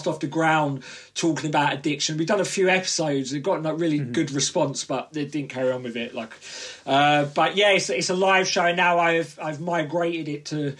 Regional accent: Southend-on-Sea, East of England, United Kingdom; Essex, so yeah, Southend on Sea

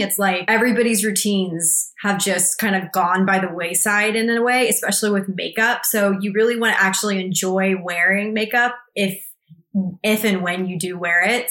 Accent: Texas, United States; moved away; I'm from Texas, so I definitely didn't grow up in the valley

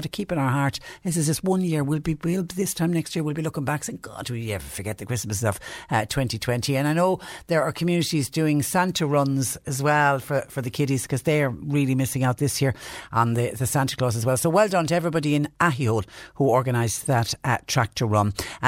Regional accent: West Cork, Munster, Ireland; now in Mallow, Ireland; I live in Mallow, but I'm originally from West Cork. I'm a West Cork native. I used to love going down home every 4 to 5 weeks before this virus arrived on our shores.

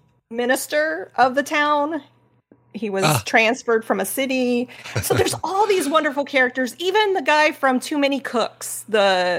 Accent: Midwest, United States; growing up in the Midwest, being in a rural life

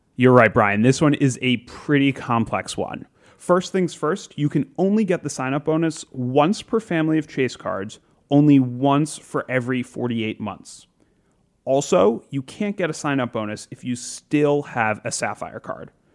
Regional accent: South Florida, United States; moved away; I grew up in South Florida

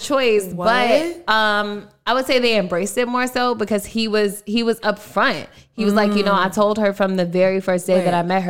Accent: Baltimore, Maryland, United States; moved away; We went to Maryland because I'm from Baltimore.

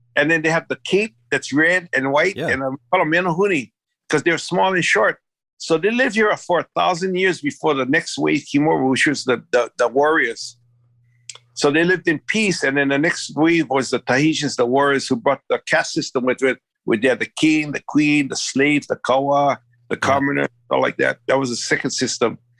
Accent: Big Island, Hawaii, United States; moved away as an adult; also born or lived in Maui; I'm originally from the Big Island. I, I lived there most of my life

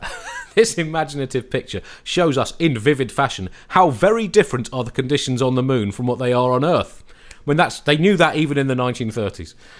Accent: United Kingdom; as a British person

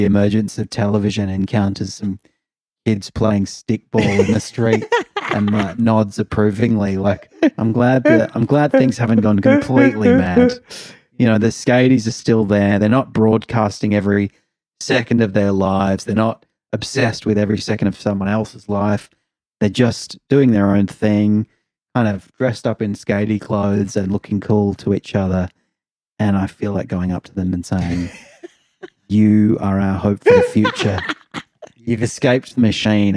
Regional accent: Adelaide, South Australia, Australia; now in Melbourne, Australia; growing up in Adelaide, and then when I'd come to Melbourne

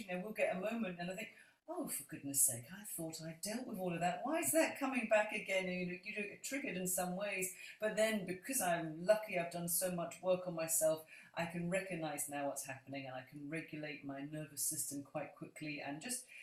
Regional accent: London, United Kingdom; now in Scotland, United Kingdom; I'm a Londoner, even though I live in Scotland

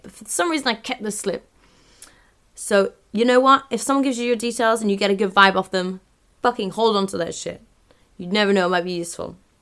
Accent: London, United Kingdom; moved away; My hometown

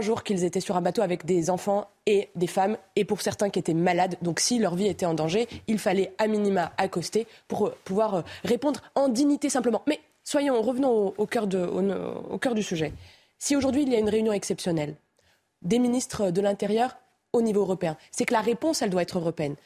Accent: Romorantin-Lanthenay, Centre-Val de Loire, France; now in Nantes, France; Je suis né à Romorantin.

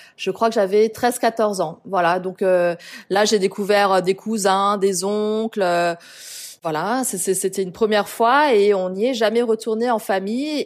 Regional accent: Strasbourg, Grand Est, France; moved away as an adult; also born or lived in Paris, France; now in Singapore; je viens de Strasbourg en France

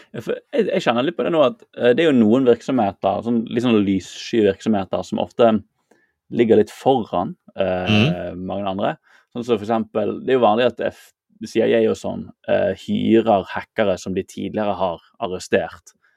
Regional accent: Bergen, Vestland, Norway; der jeg vokste opp i Bergen

